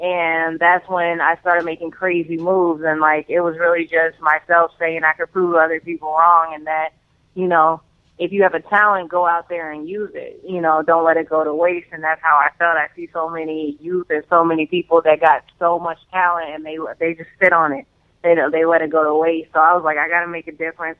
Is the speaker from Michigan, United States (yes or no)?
no; Evanston, Illinois, United States; also born or lived in Chicago, Illinois; I grew up there for, like, 3, 4, 5 years, and then I moved to Evanston